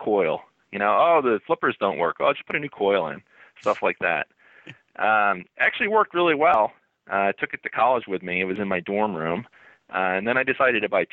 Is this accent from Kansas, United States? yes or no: no; central New Jersey, United States; I lived in a really small town in central New Jersey, and it was basically a mile in every direction